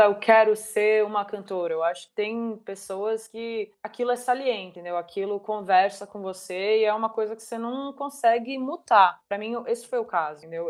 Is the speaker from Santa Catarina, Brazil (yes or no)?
no; São Paulo, Brazil; eu sou de São Paulo.